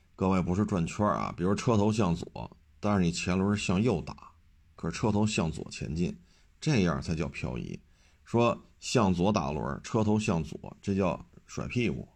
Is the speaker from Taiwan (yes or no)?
no; China; 我生活在中国这片土地上